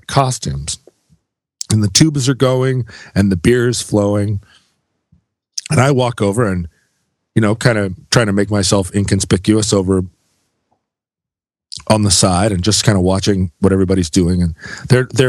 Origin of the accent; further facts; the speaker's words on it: United States; I'm an American